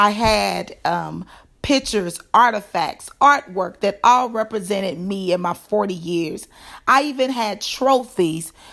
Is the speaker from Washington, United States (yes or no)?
no; Dallas, Texas, United States; moved away; I am originally from Dallas